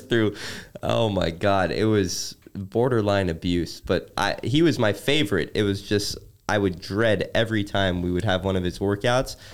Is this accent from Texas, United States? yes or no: no; Chicago, Illinois, United States; growing up in Chicago